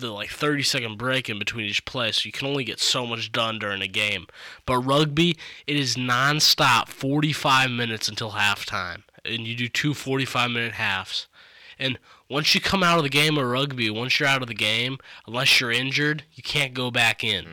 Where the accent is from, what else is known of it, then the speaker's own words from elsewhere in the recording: Michigan, United States; I was born in Michigan